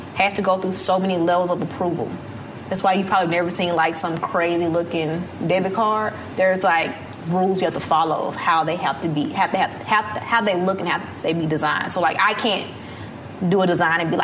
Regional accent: Terry, Mississippi, United States; moved away as an adult; also born or lived in Silicon Valley; I'm from Terry, Mississippi.

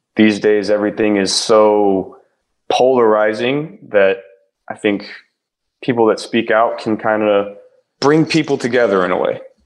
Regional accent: Ohio, United States; I'm from Ohio

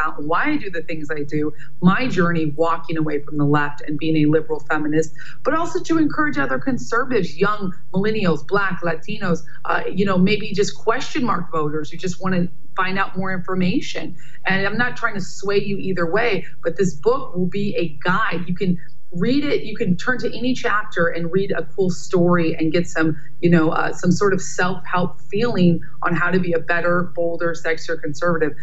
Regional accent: New York, United States; I'm from New York

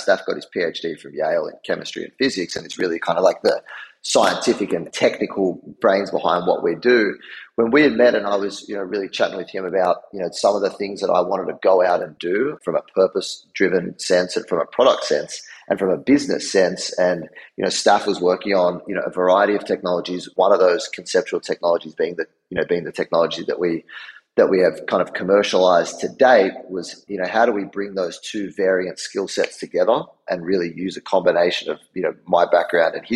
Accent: Australia; moved away as an adult; now in New York, United States; I'm from Australia originally

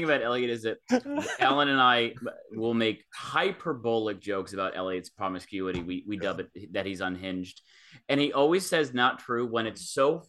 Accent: Ann Arbor, Michigan, United States; I'm from Ann Arbor.

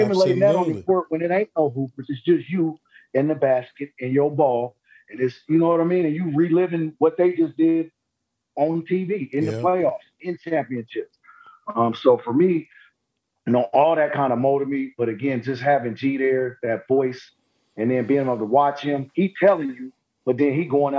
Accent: Oakland, California, United States; Like, look, man, you know, I'm come from Oakland now.

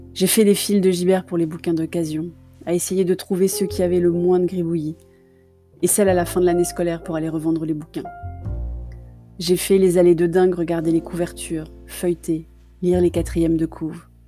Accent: Paris, Île-de-France, France; Je suis parisienne de cœur

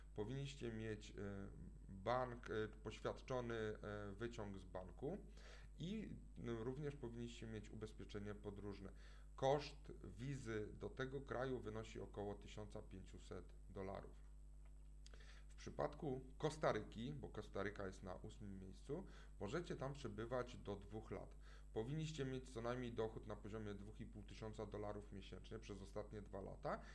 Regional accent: Poland; Pochodzimy z Polski

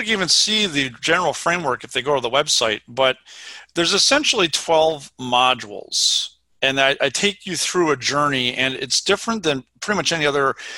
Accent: Minnesota, United States; moved away as an adult; also born or lived in Vermont; now in Madison, United States; I grew up in Minnesota

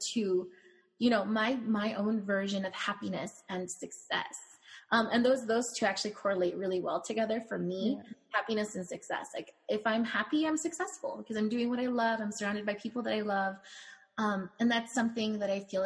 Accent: California, United States; now in Phoenix, United States; I live in Phoenix now, but I'm from California.

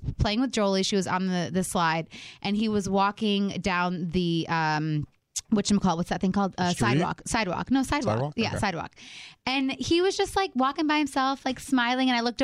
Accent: Michigan, United States; we're from Michigan

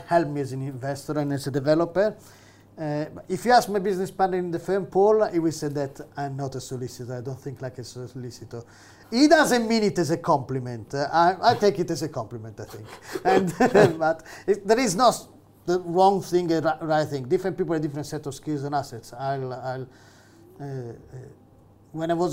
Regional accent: Rome, Lazio, Italy; English is a second language; moved away as an adult; now in Manchester, United Kingdom; I grew up in Rome

